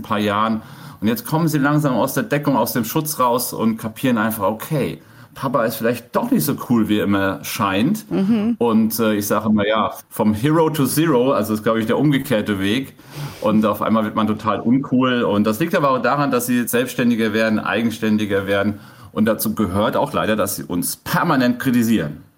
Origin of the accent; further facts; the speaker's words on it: Germany; Ich bin auf dem Dorf groß geworden